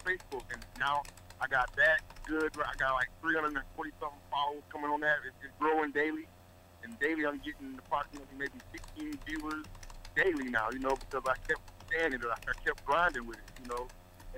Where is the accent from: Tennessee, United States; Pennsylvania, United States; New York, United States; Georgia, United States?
Georgia, United States; I'm originally from Georgia